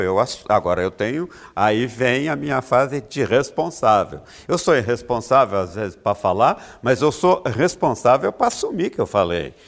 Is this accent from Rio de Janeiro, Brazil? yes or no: no; Minas Gerais, Brazil; moved away; Minas Gerais, eu sou mineiro